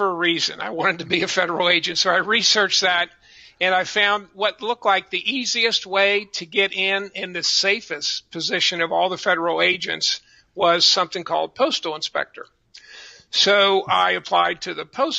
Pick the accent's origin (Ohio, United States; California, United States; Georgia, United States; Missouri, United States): Ohio, United States; Cincinnati; also born or lived in Fort Thomas, Kentucky; I was born in Fort Thomas, Kentucky, and actually moved around a little bit, but always in the greater Cincinnati area.